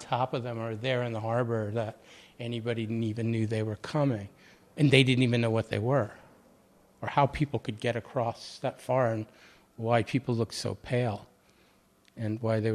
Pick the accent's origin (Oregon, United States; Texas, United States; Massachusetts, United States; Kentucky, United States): Massachusetts, United States; outside of Boston; moved away; also born or lived in Baltimore; I grew up outside of Boston